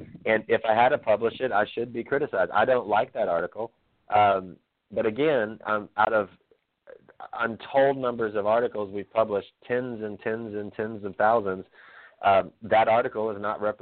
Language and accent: English; Texas, United States; I'm proud to be from the South. I'm from Texas. My family from Mississippi and from Louisiana